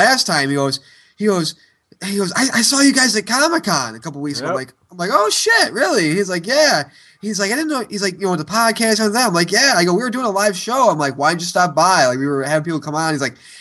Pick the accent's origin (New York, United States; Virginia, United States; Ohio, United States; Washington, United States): New York, United States; Syracuse; moved away; my hometown of Syracuse